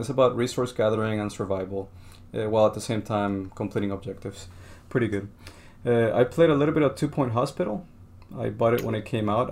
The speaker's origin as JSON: {"language": "English", "country": "Colombia", "moved": "yes", "said": "I'm from Colombia"}